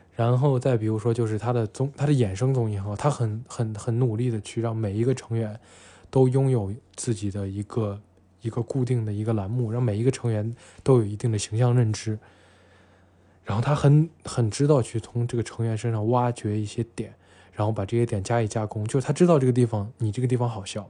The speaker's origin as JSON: {"language": "Chinese", "town": "Xi'an", "region": "Shaanxi", "country": "China", "tie": "born or raised there", "said": "西安啊，我的故乡，就我现在生活这个城市，西安"}